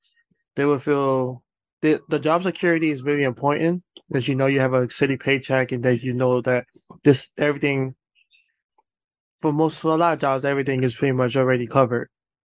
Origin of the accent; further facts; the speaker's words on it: New York, United States; As a New Yorker